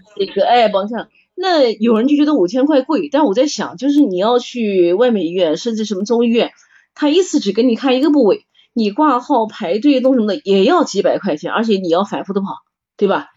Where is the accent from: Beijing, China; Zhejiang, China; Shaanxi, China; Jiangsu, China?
Jiangsu, China; Nanjing; accent: Nanjing dialect; 好多人说我们南京话土